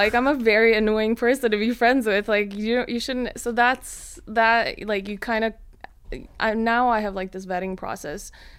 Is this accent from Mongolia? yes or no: yes; Mongolia; also born or lived in Sweden; yes, I'm from Mongolia, yes, I'm from Sweden